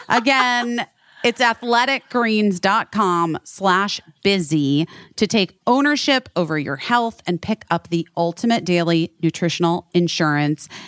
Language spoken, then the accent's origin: English; Arizona, United States; we're both from Arizona.